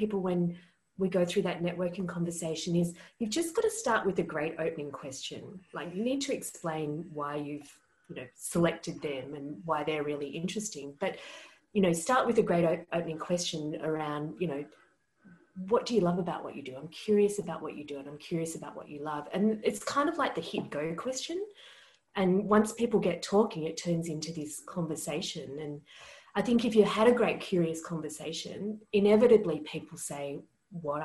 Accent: Australia; I'm Australian.

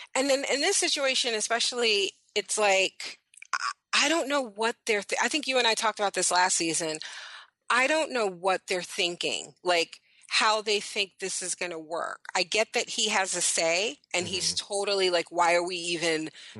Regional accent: New York City, New York, United States; I was born in Brooklyn.

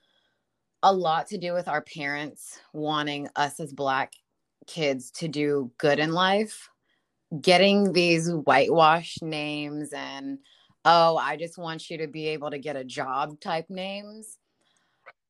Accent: Germany; moved away; being raised in Germany

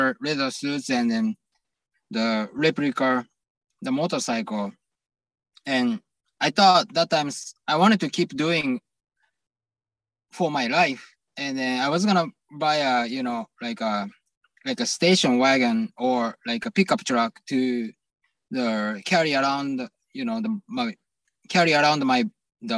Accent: Hiroshima, Japan; English is a second language; we grew up in Hiroshima

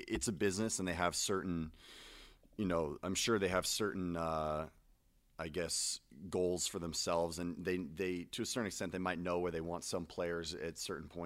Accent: Santa Monica, California, United States; Santa Monica, California.

